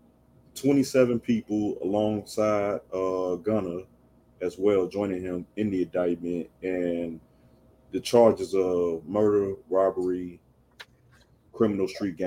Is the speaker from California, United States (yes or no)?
no; Chicago, Illinois, United States; I'm a 90s baby. I'm from Chicago